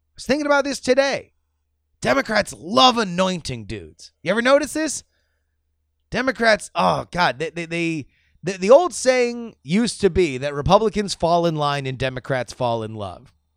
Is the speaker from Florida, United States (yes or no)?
yes; Florida, United States; my home state of Florida